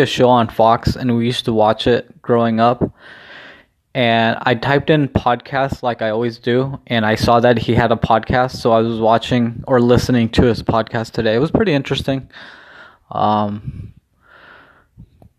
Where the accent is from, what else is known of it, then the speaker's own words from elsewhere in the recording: Mexico; mine obviously has the flag of Mexico